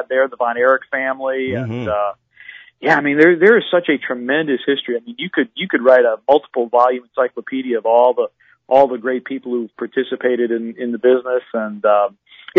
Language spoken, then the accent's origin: English; Wisconsin, United States; moved away; When I was growing up in Wisconsin